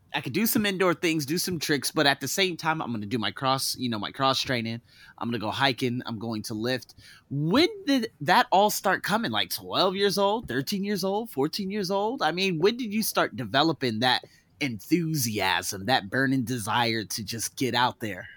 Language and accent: English; Las Vegas, Nevada, United States; Las Vegas, where I'm from